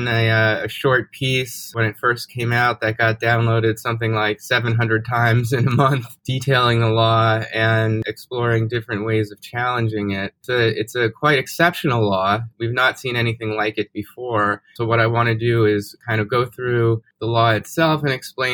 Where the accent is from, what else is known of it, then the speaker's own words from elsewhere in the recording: New York, United States; moved away as an adult; also born or lived in Evanston, Illinois; now in Dallas, United States; I grew up in New York